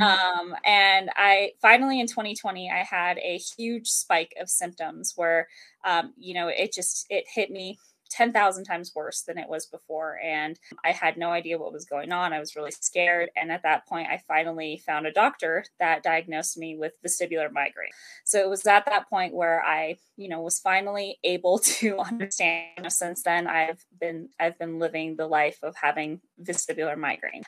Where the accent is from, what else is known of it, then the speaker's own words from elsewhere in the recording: the mountains of Colorado, United States; also born or lived in Denver, Colorado; I'm from Denver, Colorado. Um, I actually grew up in the mountains of Colorado